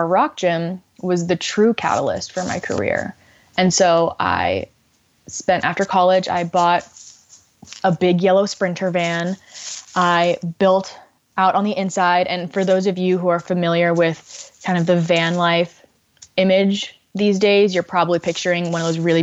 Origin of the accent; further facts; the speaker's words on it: Miami, Florida, United States; moved away; I grew up in Miami, Florida